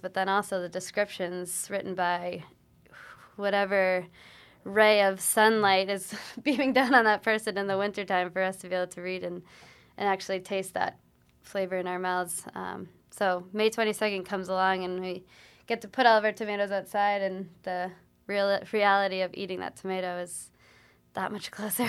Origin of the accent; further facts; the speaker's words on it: Ipswich, Massachusetts, United States; I grew up in Ipswich, Massachusetts